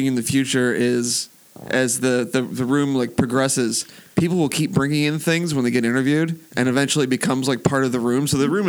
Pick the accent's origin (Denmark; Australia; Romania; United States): United States; Wilmington, Delaware; moved away as an adult; now in Rehoboth Beach, United States; I grew up in Wilmington. Okay. So I'm from Wilmington, Delaware, the beautiful place to be somebody, which is, I think that's still their slogan.